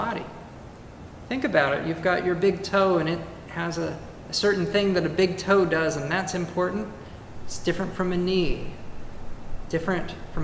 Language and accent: English; California, United States; moved away; also born or lived in Carmel Valley, California; My home state of California